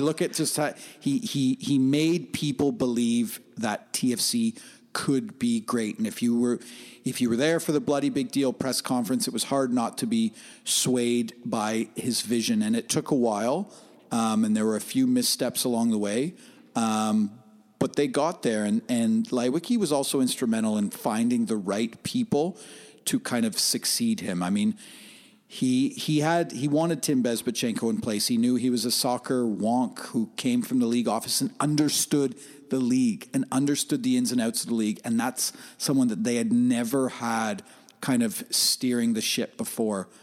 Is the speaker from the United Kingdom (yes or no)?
no; Oshawa, Ontario, Canada; I grew up on the fringes of, I grew up in Oshawa